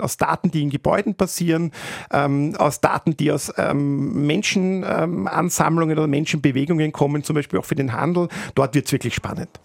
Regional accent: Austria; bei uns in Österreich

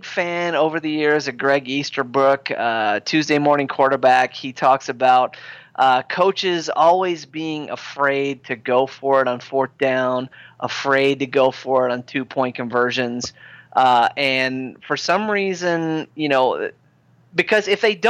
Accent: Midwest, United States; accent: Midwestern; moved away; In the Midwest, we're definitely grandma, grandpa

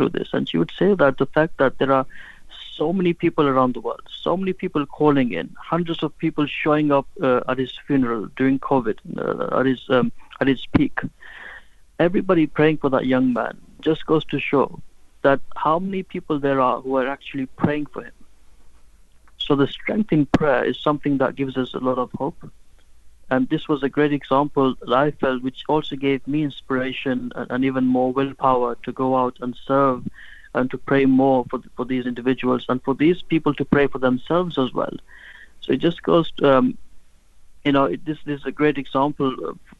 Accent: Gambia; moved away; when I was growing up, I was born in West Africa, in the Gambia.

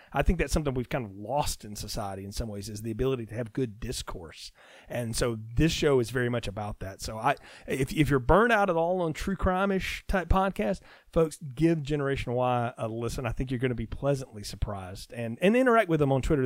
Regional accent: the South, United States; I'm a Southerner

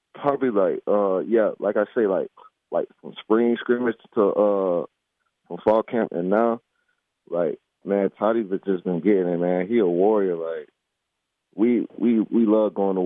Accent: Lakeland, Florida, United States; I grew up in Lakeland, Florida

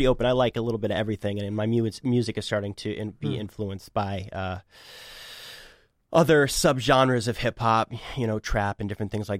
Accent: Boston, Massachusetts, United States; also born or lived in Chicago / Medford / Cambridge; So I grew up in Boston. I've lived here my whole life, minus a couple years for college.

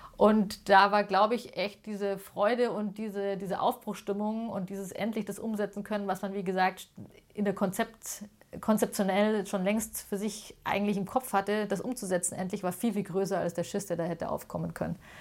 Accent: Munich, Bavaria, Germany; ich bin tatsächlich in Münderkindl und in Heidhausen groß geworden

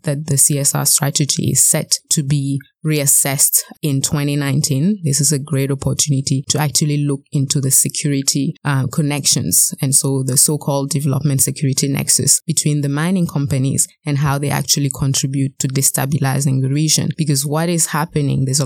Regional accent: Burkina Faso; now in Canada; I'm originally from Burkina Faso, I have dual citizenship

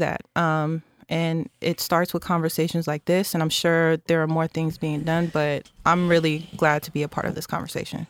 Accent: San Francisco, California, United States; was born and bred in San Francisco in public housing

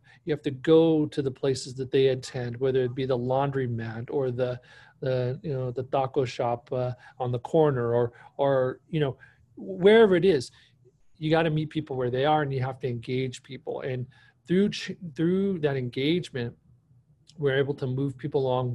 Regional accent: Bakersfield, California, United States; I was born and raised here in Bakersfield, California

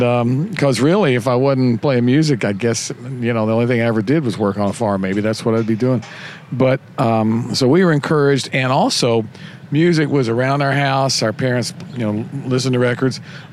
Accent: Bowling Green, Kentucky, United States; Bowling Green, Kentucky.

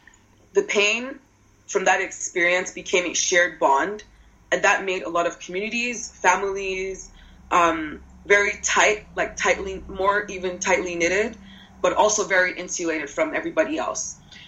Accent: Lagos, Nigeria; moved away as an adult; also born or lived in Osun State; now in United States; I grew up in Lagos.

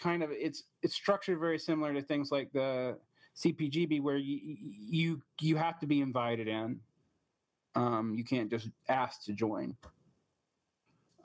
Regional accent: Georgia, United States; it's in my home state. It's off the coast of Savannah.

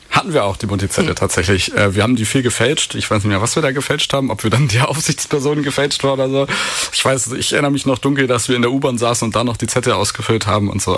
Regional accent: Berlin, Germany; moved away as an adult; now in Lüneburg, Germany; als Berliner

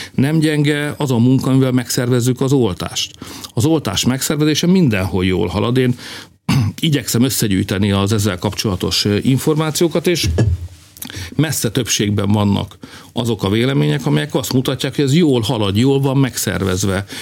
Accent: Hungary; Mi itt élünk, magyarok vagyunk

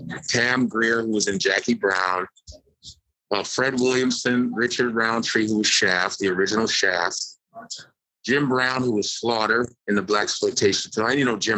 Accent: Nigeria; That's my country, Nigeria.

